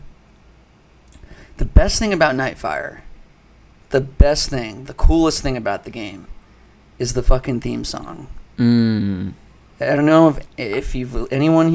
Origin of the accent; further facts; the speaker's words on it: Phoenix, Arizona, United States; I grew up in Phoenix, which is a, you know, a large city, but very spread out, like Los Angeles